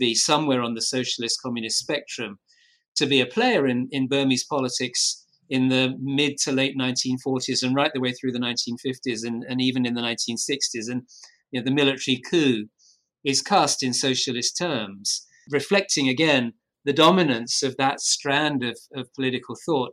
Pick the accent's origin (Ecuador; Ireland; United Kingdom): United Kingdom; I'm British